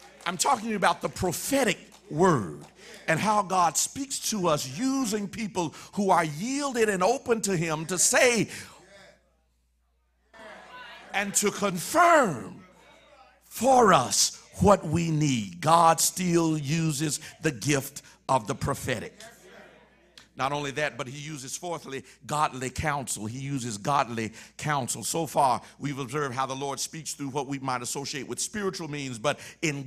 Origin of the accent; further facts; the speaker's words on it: Mississippi, United States; moved away as an adult; also born or lived in Illinois; I'm from Mississippi now, I'm in Illinois